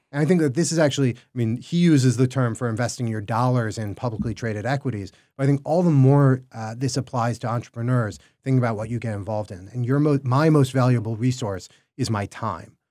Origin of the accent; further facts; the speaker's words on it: Chicago, Illinois, United States; we're in Chicago. I'm from Chicago